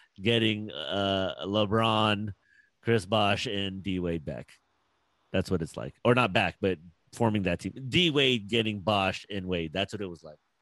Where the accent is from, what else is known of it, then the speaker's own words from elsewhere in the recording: Philippines; I'm Filipino